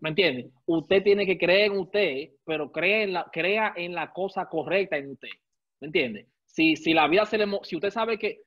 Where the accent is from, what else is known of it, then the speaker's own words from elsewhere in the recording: Santo Domingo, Distrito Nacional, Dominican Republic; yo soy criado y nacido en Gualey, Santo Domingo